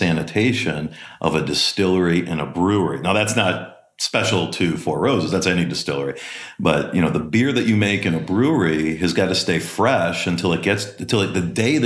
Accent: Green Bay, Wisconsin, United States; moved away; also born or lived in Milwaukee, Wisconsin; I grew up in Wisconsin. I was born just outside of Milwaukee and then moved to Green Bay in the second grade. Did most of my schooling in Green Bay

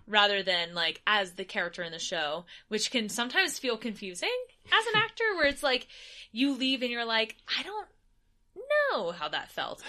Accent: United States; as an American performer

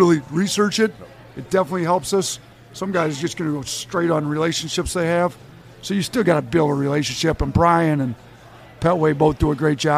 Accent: Wisconsin, United States; accent: thick Midwestern; moved away; When I grew up in Wisconsin

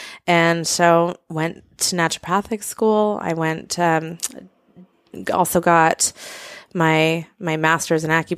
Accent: Banff, Alberta, Canada; I grew up outside a lot. I grew up in Banff, Canada.

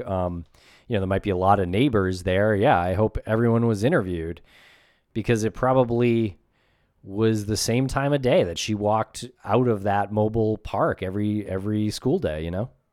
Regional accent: New England, United States; we're from New England and we're in New England right now.

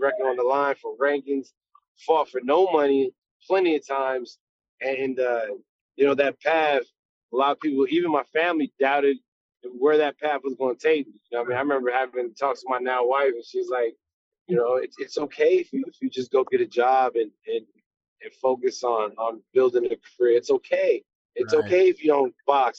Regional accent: Las Cruces, New Mexico, United States; now in Houston, United States; I'm uh, you know, from New Mexico, but I should have been out here in Texas.

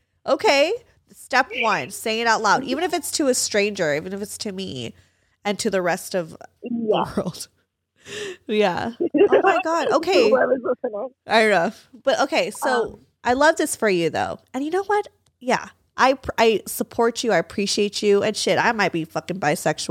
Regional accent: Valencia, California, United States; That's just where I grew up.

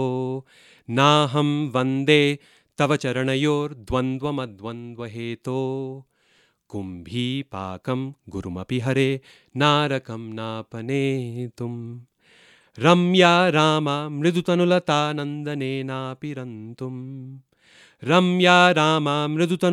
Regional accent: Boise, Idaho, United States; I grew up in Boise, Idaho.

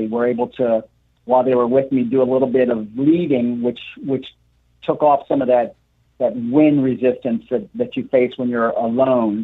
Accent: Pennsylvania, United States; now in New York City, United States; I grew up in Pennsylvania. So coming across Pennsylvania has been like a homecoming

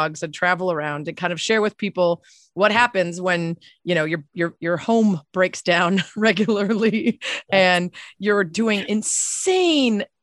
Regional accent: Connecticut, United States; moved away; I grew up in Connecticut

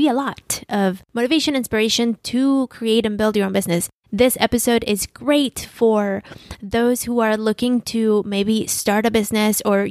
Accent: Mexico City, Mexico; moved away as an adult; also born or lived in Midwest; now in San Diego, United States; I'm not a Chicana because I grew up in Mexico

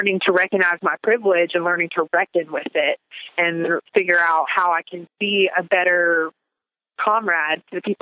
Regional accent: Big Stone Gap, Virginia, United States; also born or lived in Roanoke, Virginia; I was born and raised in Big Stone Gap, Virginia

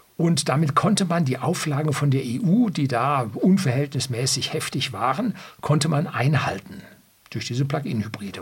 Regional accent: Germany; bei uns in Deutschland

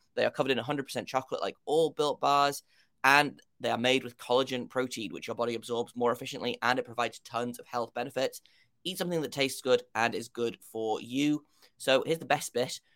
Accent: United Kingdom; if you can't tell by my accent, I, uh, am from the United Kingdom.

